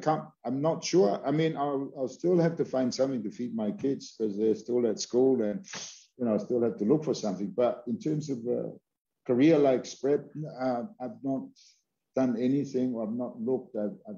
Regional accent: Hawaii, United States; You know, I'm from Hawaii. You're from Hawaii, and we're people of the land.

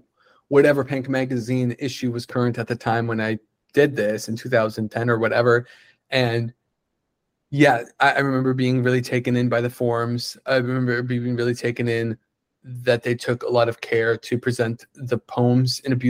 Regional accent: Upper Michigan, United States; also born or lived in Boston; now in Austin, United States; that is based in Upper Michigan where I'm from

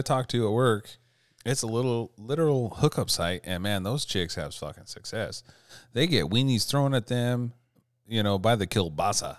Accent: Montana, United States; I'm from Montana

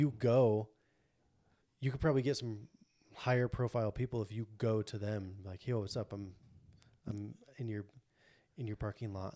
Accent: Montana, United States; I'm born and raised in Montana.

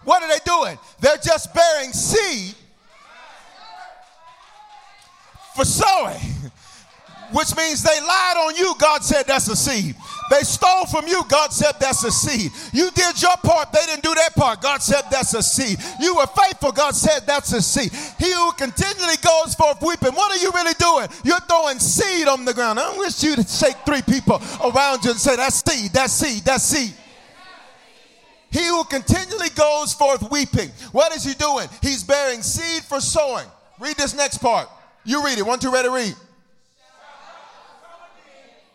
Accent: the South, United States; I'm from the South, so we say babe on the end stuff.

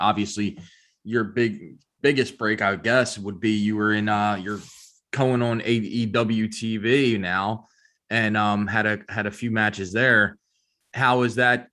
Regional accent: United States; I'm American

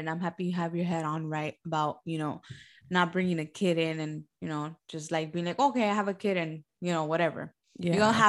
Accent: Homestead, Florida, United States; Homestead, because I was born and raised in Homestead.

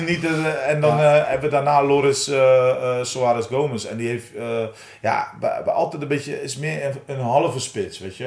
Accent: Oudenhoorn, South Holland, Netherlands; also born or lived in Nieuwenhoorn; het dorpje waar ik vandaan kom, uh, Oude Horen, OFV

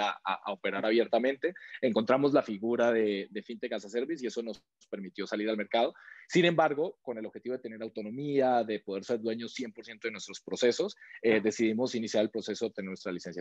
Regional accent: Colombia; moved away as an adult; now in Mexico; yo soy de Colombia, yo llevo siete años y medio aquí en México

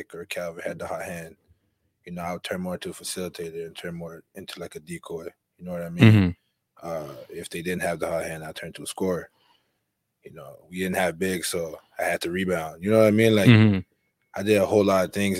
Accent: Gatineau, Quebec, Canada; I'm actually not from Ottawa. I'm from Gatineau.

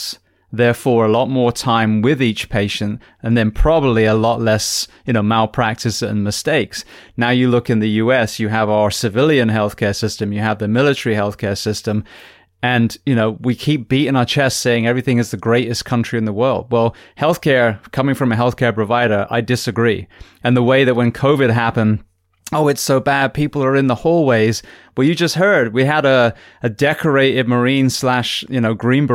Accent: United Kingdom; now in United States; being British, you know, born and bred

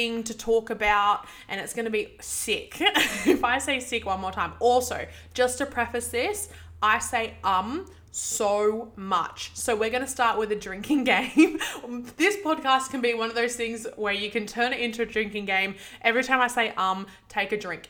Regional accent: Sydney, New South Wales, Australia; I grew up in Western Sydney

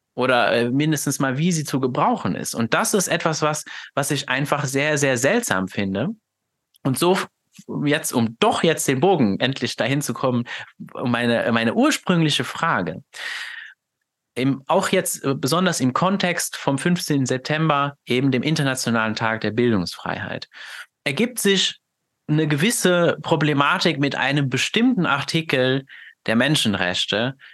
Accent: Luxembourg; German is a second language; dass ich ja gebürtig aus Luxemburg bin. Das heißt, ich habe ja sowieso schon mal einen ganz anderen, kommuniziere jetzt hier mit dir auf Deutsch, aber das ist ja nicht meine Muttersprache

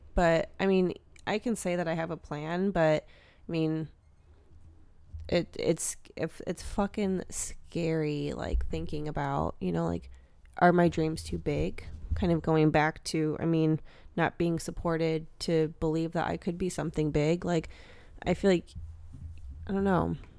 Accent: Wisconsin, United States; I'm from Wisconsin

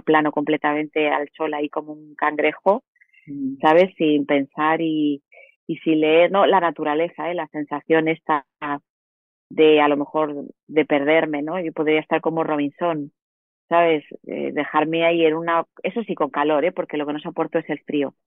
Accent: Madrid, Community of Madrid, Spain; yo soy madrileña, soy de ciudad

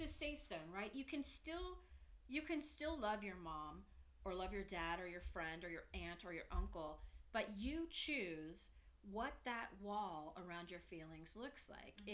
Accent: Danville, California, United States; moved away as an adult; now in Santa Barbara, United States; I'm from the Bay Area. Danville, go Danville, love it.

